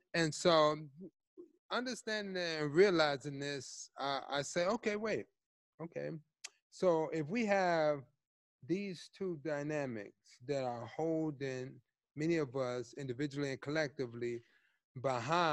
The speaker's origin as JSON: {"language": "English", "town": "Chicago", "region": "Illinois", "country": "United States", "tie": "born or raised there", "also_born_or_lived": "New York / Atlanta", "said": "Teaching high school, growing up in Chicago"}